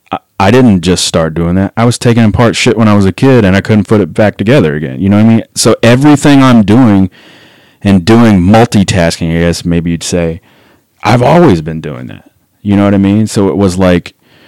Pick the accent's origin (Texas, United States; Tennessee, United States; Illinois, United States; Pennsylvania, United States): Tennessee, United States; Memphis; moved away; also born or lived in Denver / Atlanta; growing up in Memphis, like there wasn't a revolving door of people that wanted to be in a hardcore band